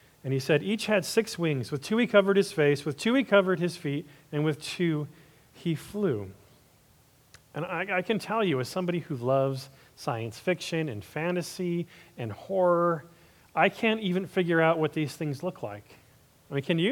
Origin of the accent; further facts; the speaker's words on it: Los Angeles, California, United States; my hometown of Hollywood